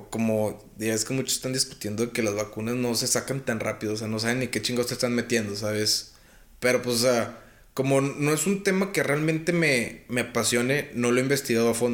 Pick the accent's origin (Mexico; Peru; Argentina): Mexico; moved away; also born or lived in United States; era el mexicano